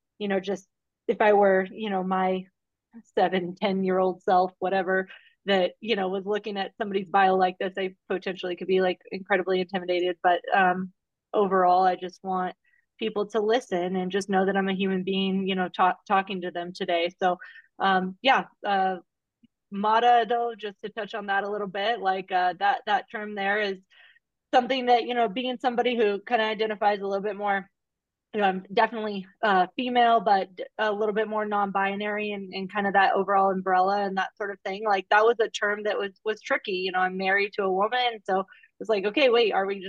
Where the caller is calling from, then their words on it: Park City, Utah, United States; I'm up in beautiful Park City, Utah, with, you know, 6 inches of fresh pal out there on the mountain right now.